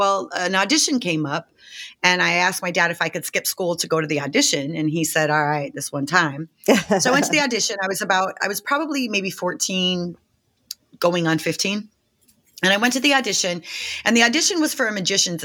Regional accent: Las Vegas, Nevada, United States; I grew up in Las Vegas. I'm born and raised in Las Vegas

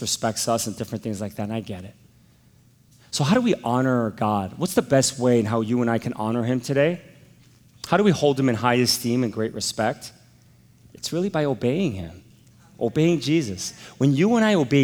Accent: United States; I'm an American.

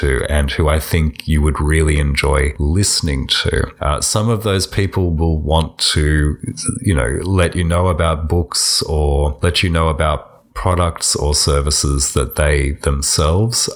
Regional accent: Australia; I'm an Australian

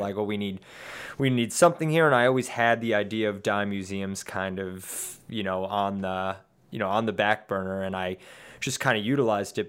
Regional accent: Bethesda, Maryland, United States; now in Washington, D.C., United States; I was born here in Washington, D C and raised in Bethesda, Maryland

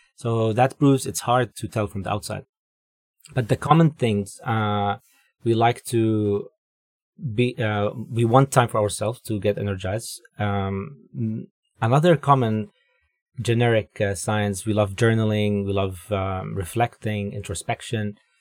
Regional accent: Dubai, United Arab Emirates; moved away as an adult; also born or lived in Jordan; now in Vancouver, Canada; I'm originally from the Middle East. Um, was born in Jordan, grew up in Dubai, then moved to Vancouver here with, uh, my wife

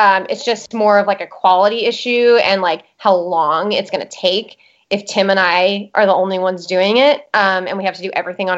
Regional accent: El Salvador; moved away; And then because I grew up in El Salvador, I speak Spanish.

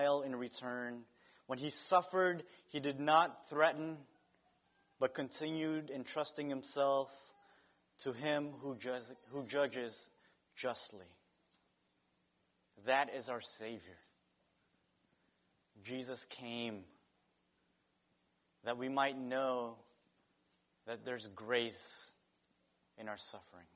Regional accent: Philippines; moved away; My home country has adobo.

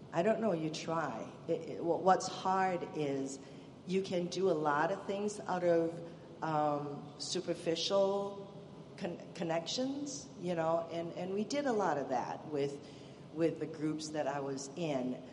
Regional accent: Malaysia; moved away as an adult; now in United States; originally, I'm from Malaysia. It's a Muslim country. I was raised a Buddhist and a Hindu um, in a bit of a chaotic family, actually. Um, Malaysia is a multi ethnic multi ethnic country, so you know you're exposed to a lot of different ethnicity and religion, and and that's how I grew up

